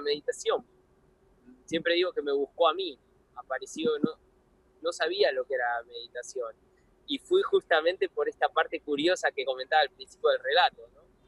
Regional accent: Buenos Aires, Argentina; Yo me crié en Buenos Aires

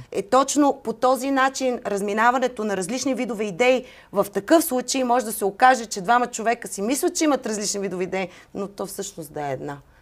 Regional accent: Bulgaria; also born or lived in Atlanta, United States; аз също съм българка

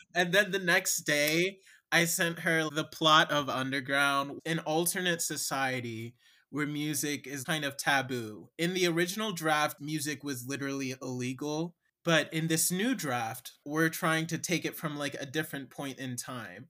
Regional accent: Cincinnati, Ohio, United States; now in Chicago, United States; I am a playwright and lyricist from Cincinnati, Ohio, and I'm based in Chicago now

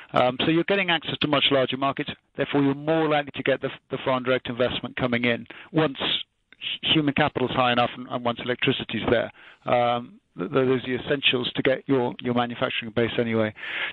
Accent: United Kingdom; I'm a Brit

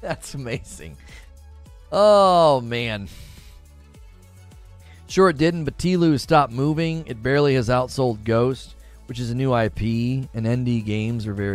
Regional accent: United States; I'm an American

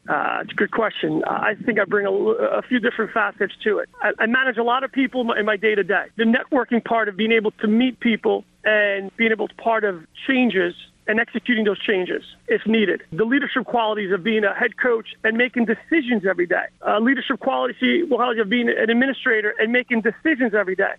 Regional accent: New York, United States; a kid growing up in New York

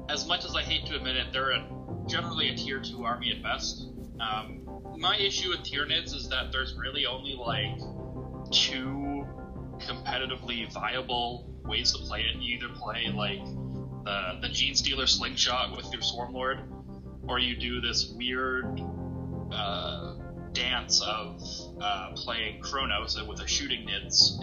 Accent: Espanola, Ontario, Canada; now in Sudbury, Canada; I'm from Espanola originally. So basically Sudbury

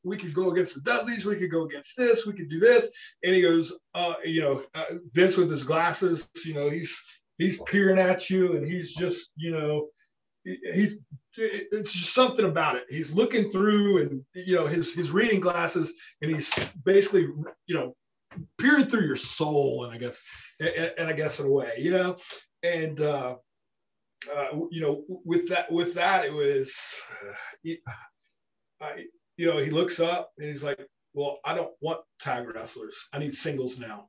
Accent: Memphis, Tennessee, United States; growing up in Memphis

